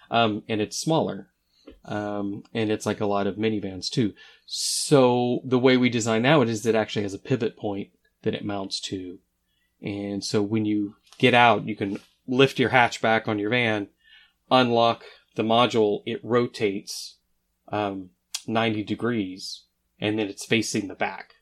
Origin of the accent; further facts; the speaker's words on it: Oklahoma, United States; I grew up in Oklahoma